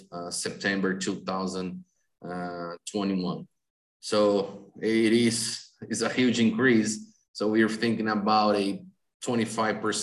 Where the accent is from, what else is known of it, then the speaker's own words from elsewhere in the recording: Brazil; also born or lived in Ohio, United States; I moved back to my hometown country